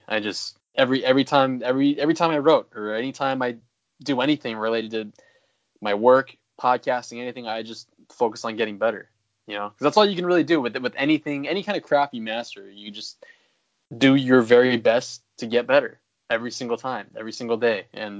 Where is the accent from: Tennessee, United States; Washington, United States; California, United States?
California, United States; I'm in California. I'm actually born and raised in California.